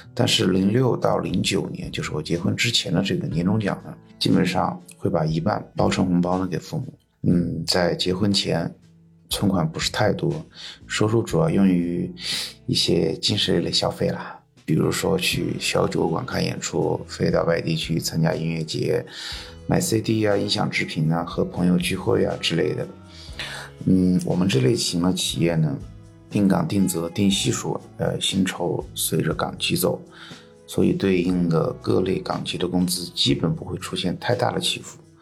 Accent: Sichuan, China; 我来自四川，在成都和周边的一个城市之间交替工作

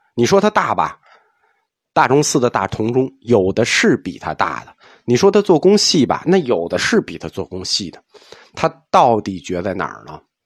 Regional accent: China; 就我们中国人喜欢的审美

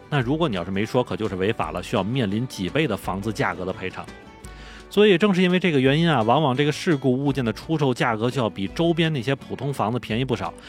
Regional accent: Tianjin, China; moved away as an adult; also born or lived in Beijing; 因为我是天津人

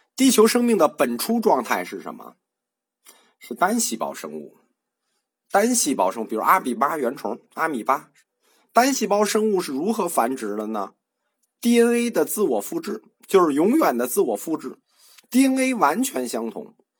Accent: China; 我们中国人

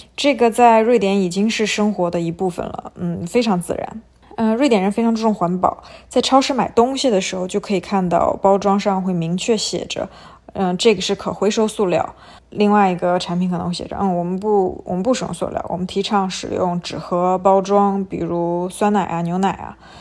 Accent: China; 我们中国人

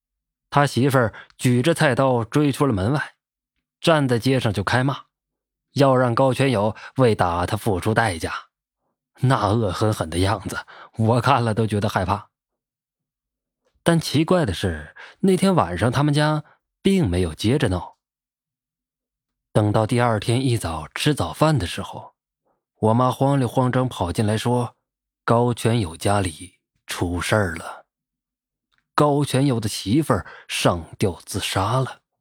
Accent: Northeast China, China; 我老家在东北，那个时候我十来岁，我们家邻居姓高

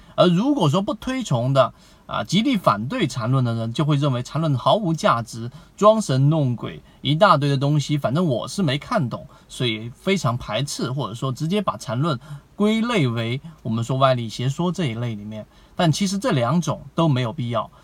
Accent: China; 我们中国人

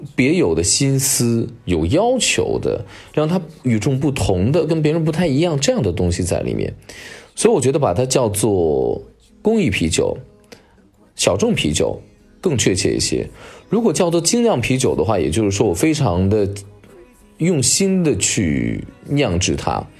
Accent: Xianyang, Shaanxi, China; 我老家在陕西的咸阳

